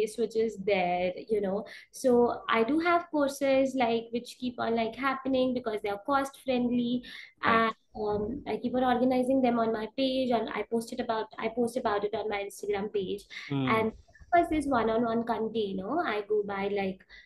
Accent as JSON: {"language": "English", "country": "India", "said": "I'm an Indian, I stay in India"}